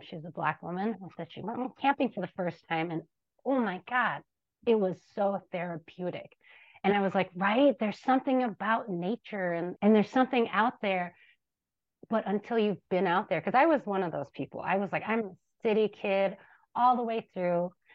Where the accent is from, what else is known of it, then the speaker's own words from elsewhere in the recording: Minneapolis, Minnesota, United States; I grew up in the Cedar Riverside neighborhood